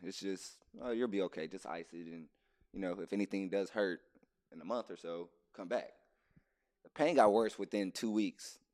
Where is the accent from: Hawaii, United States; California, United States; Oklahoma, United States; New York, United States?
California, United States; Inglewood; I'm from California, born and raised Los Angeles, Inglewood to be exact